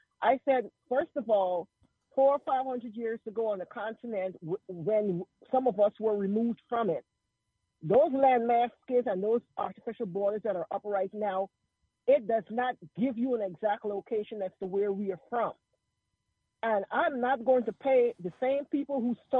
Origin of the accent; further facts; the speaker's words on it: Georgia, United States; moved away as an adult; now in Dallas, United States; I'm originally from Georgia. I was in your fourth district.